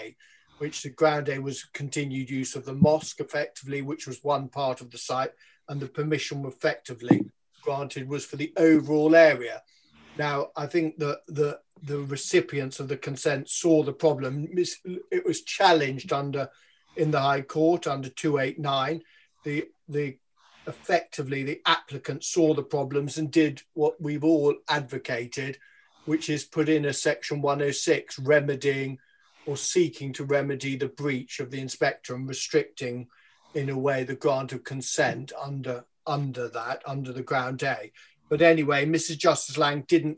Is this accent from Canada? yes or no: no; London, United Kingdom; as the Londoner on the show